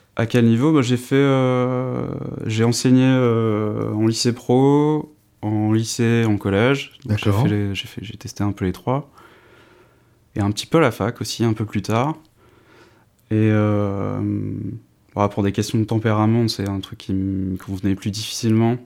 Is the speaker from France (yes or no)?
yes; north-east France, France; now in Dijon, France; j'habite euh, à Dijon, mais je suis originaire du nord-est de la France